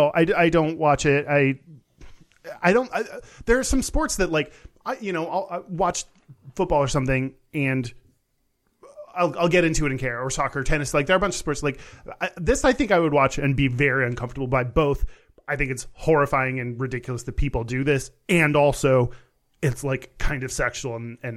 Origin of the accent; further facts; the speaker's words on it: Texas, United States; And so many people, especially growing up in Texas, are pressured to, that's what you do as a dude.